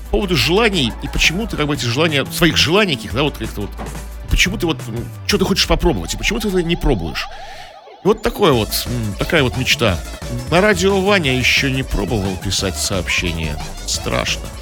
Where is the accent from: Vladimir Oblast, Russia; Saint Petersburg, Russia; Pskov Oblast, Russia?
Saint Petersburg, Russia; мы многие петербуржцы это видели, проходишь ты, не знаю, по Дворцовому мосту над Невой